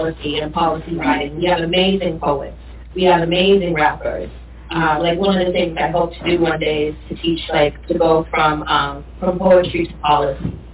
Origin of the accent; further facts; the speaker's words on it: Boston, Massachusetts, United States; also born or lived in Cambridge, Massachusetts; I grew up in Boston